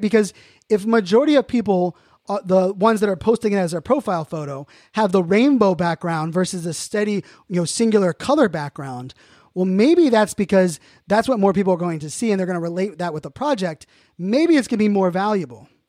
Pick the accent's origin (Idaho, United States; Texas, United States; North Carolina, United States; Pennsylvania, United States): Pennsylvania, United States; Pittsburgh; I'm from Pittsburgh